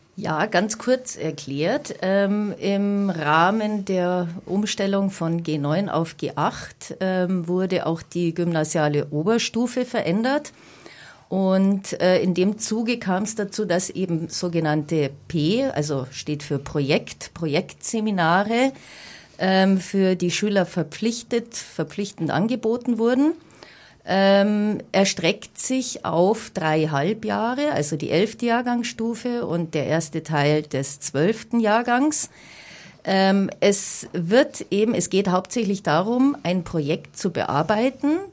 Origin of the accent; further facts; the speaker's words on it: Munich, Bavaria, Germany; bin in München geboren. Ich bin Münchnerin durch und durch